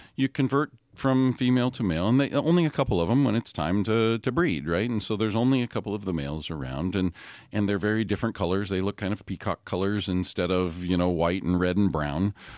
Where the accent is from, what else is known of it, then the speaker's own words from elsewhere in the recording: Hawaii, United States; I grew up in Hawaii